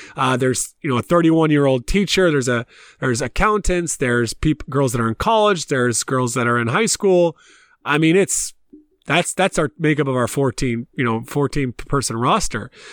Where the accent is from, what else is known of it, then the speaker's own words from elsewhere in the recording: Columbia, South Carolina, United States; moved away as an adult; also born or lived in Tennessee / Pennsylvania; now in Ireland; I left South Carolina where I grew up and I played. Obviously, I grew up in Columbia.